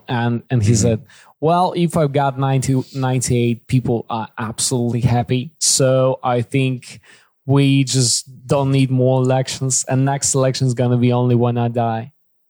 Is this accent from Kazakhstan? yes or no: yes; Kazakhstan; English is a second language; I was born in Kazakhstan, but I'm not Kazakh, but I can speak Kazakh a little bit.